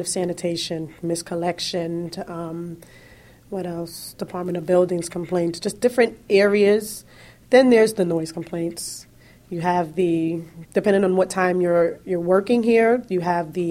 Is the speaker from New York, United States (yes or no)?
yes; New York City, New York, United States; also born or lived in Harlem; I was actually born in Harlem, and I've lived in Brooklyn for majority of my life